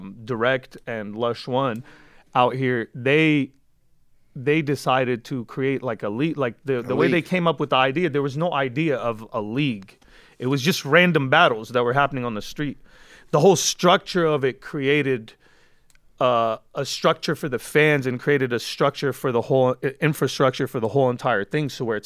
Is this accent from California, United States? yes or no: yes; California, United States; Like, I'm from the Valley, but, like, nobody was able to use that against me because I was in Compton, in South Central, in Inglewood